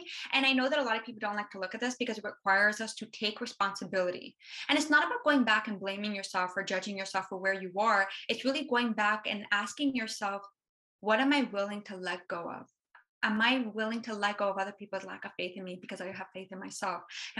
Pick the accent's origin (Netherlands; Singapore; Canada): Canada; Being a Canadian, it's going to be hard to get to the States.